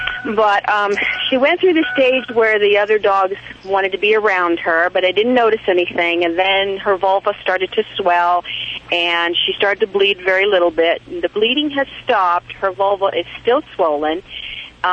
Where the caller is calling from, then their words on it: Bend, Oregon, United States; Bend, Oregon.